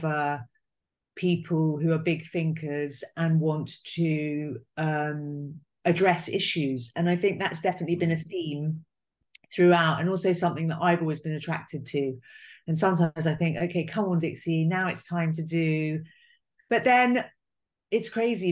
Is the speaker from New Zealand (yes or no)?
no; England, United Kingdom; I was English, I'd come from England